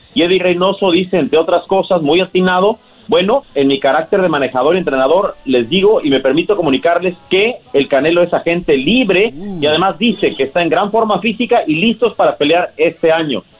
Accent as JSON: {"language": "Spanish", "country": "Mexico", "said": "como mexicano"}